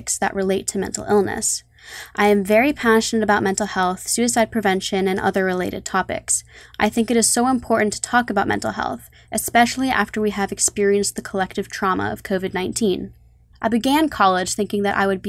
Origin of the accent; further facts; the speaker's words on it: New York City, New York, United States; I was born and raised on the Upper East Side of New York City, and I'm currently living near Battery Park.